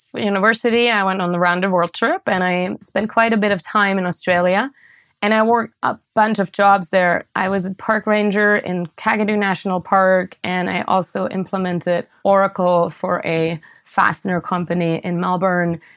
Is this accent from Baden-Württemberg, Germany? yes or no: yes; near Stuttgart, Baden-Württemberg, Germany; moved away; I grew up in Germany in a town called Ostfjorden, which is close to Stuttgart, which is in the southwest of Germany.